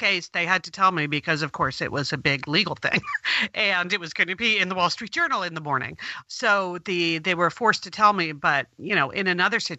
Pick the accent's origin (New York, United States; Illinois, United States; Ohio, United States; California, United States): New York, United States; I grew up right outside of New York City